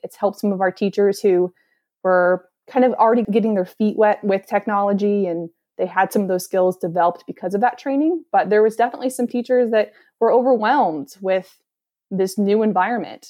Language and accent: English; Columbus, Indiana, United States; So, I am from Columbus, Indiana.